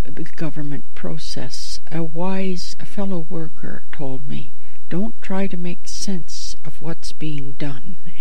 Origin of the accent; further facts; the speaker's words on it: Chatham, Ontario, Canada; also born or lived in New York City; now in Toronto, Canada; 13 years on New York City's Lower East Side left me with a slightly Yiddish worldview, in spite of my Chatham, Ontario Anglo roots